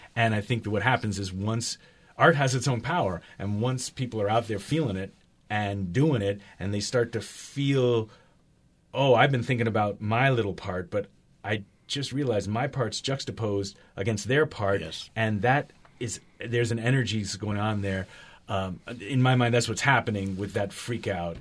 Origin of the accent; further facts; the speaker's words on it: Berkeley, California, United States; I'm from Berkeley